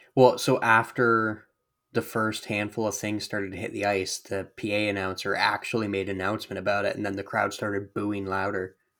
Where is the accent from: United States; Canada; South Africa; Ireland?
Canada; we're Canadian